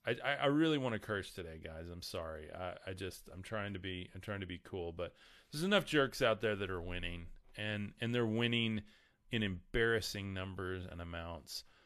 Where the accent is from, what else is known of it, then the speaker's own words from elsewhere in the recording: the Bible Belt, United States; We are in the middle of the Bible Belt here